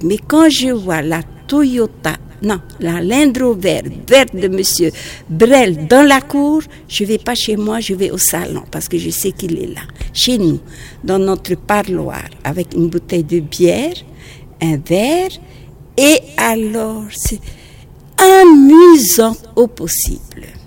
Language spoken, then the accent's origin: French; French Polynesia; French is a second language; quelquefois je fais des fautes en français parce que je suis polynésienne. Alors, euh, quelquefois je fais des fautes, il faut être indulgent parce que c'est pas ma langue maternelle